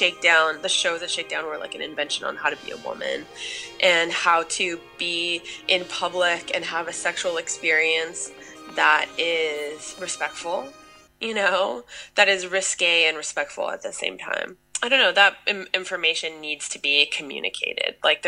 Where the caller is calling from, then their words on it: Los Angeles, California, United States; I'm calling, no sorry, I'm calling from Los Angeles.